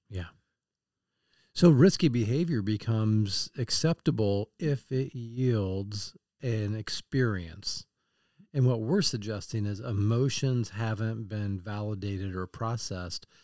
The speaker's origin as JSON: {"language": "English", "town": "Kansas City", "country": "United States", "said": "I'm from Kansas City"}